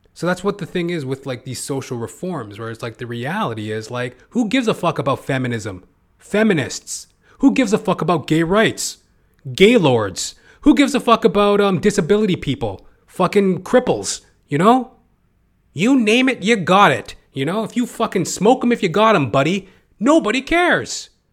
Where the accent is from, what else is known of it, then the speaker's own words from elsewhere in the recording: Canada; I'm a Canadian, I'm, I don't live in America